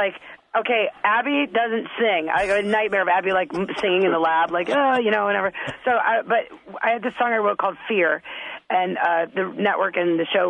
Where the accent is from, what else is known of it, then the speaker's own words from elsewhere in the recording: the South, United States; I'm from the South